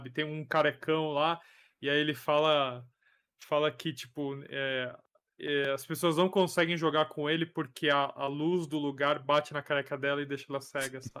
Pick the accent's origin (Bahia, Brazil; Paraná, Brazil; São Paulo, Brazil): São Paulo, Brazil; sou de São Paulo.